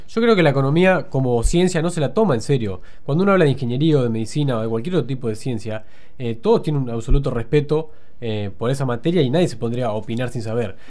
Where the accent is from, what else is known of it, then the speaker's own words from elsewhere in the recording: Argentina; nosotros como argentinos